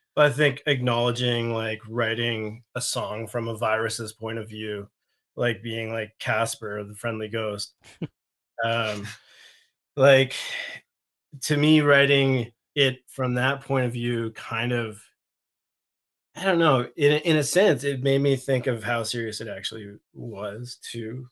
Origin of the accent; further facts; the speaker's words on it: the Maritimes, Canada; I'm from the Maritimes